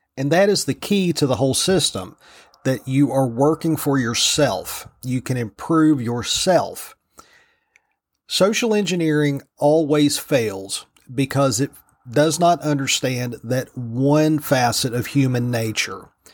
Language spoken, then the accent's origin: English; Virginia, United States; Virginia, my home state, the Old Dominion